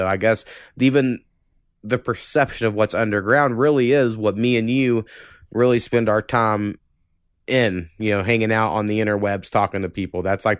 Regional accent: Oklahoma, United States; when I grew up in Oklahoma

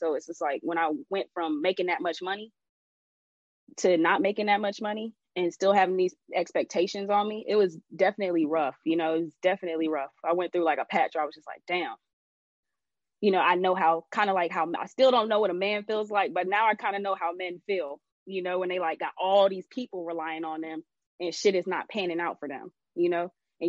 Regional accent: Jamaica; You know, I'm Jamaican and my grandfather's Chinese. I'm Jamaican and Chinese.

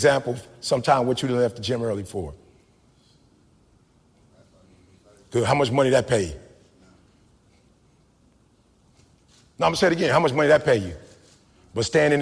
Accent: Detroit, Michigan, United States

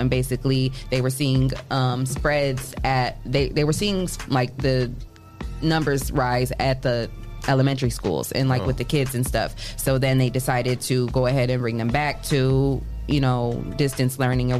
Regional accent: Adrian, Michigan, United States; now in Toledo, United States; whenever I go out of town, I always say I'm from Toledo. But technically, I am Michigan bred. You know, I was born in a small town called Adrian, Michigan.

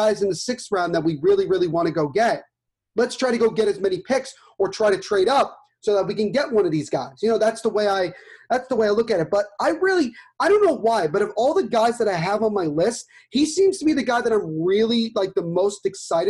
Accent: United States; I'm an American

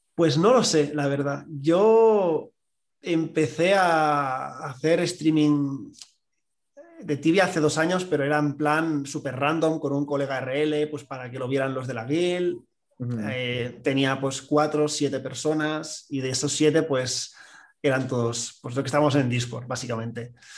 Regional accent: Catalonia, Spain; como buen catalán

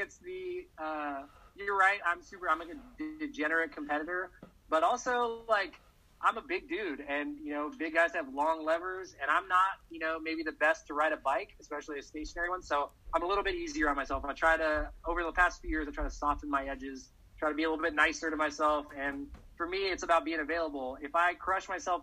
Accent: Texas, United States; I'm from Texas

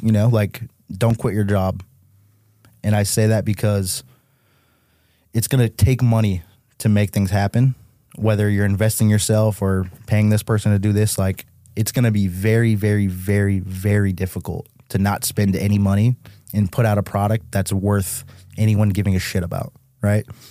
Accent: Chicopee, Massachusetts, United States; moved away as an adult; now in Los Angeles, United States; I'm from Mass

